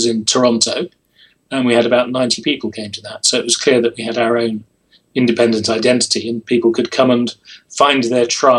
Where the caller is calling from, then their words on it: St Albans, East of England, United Kingdom; I'm in St. Albans, which is a small city just outside London in the UK.